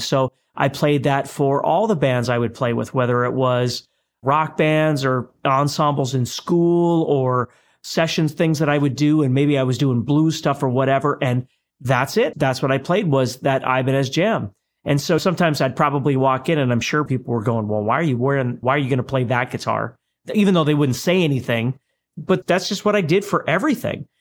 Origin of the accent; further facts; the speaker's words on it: Fargo, North Dakota, United States; growing up in Fargo, North Dakota, you're growing up in a community that's primarily based on strats